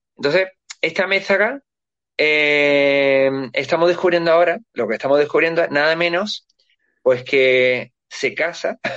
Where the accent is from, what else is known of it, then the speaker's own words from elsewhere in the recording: Spain; nosotros somos transcontinentales, somos filipinos, somos de todos los países, de todos los continentes. Los españoles somos así